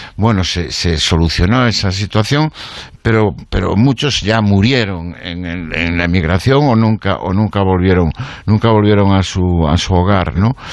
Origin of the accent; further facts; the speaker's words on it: Galicia, Spain; los gallegos tenemos una maldición que nos vincula